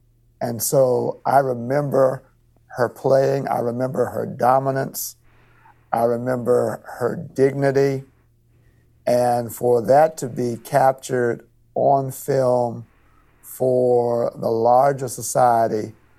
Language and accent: English; Mississippi, United States; growing up in Mississippi during the time of Lucy Harris